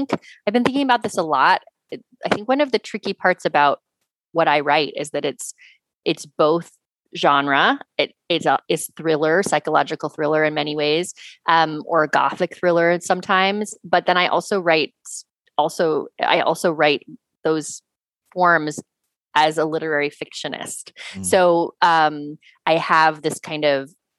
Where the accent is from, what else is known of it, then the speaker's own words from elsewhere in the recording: West Coast, United States; moved away as an adult; also born or lived in Senegal / New York City; I was from the West Coast